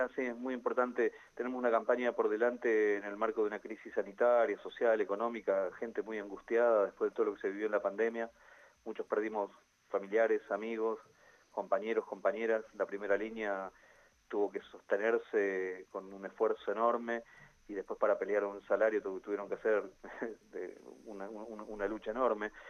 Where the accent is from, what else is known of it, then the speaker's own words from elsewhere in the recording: Centenario, Neuquén, Argentina; Yo soy nacido y criado en Centenario